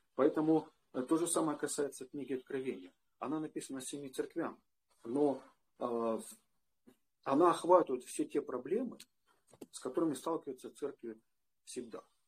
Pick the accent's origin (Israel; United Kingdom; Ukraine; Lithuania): Ukraine; Western Ukraine; я из Западной Украины